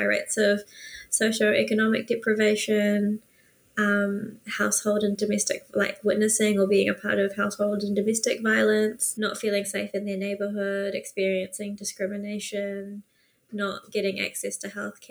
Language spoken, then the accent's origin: English; Auckland, New Zealand; also born or lived in Philippines / Singapore; my mum and I moved here to New Zealand at 2.5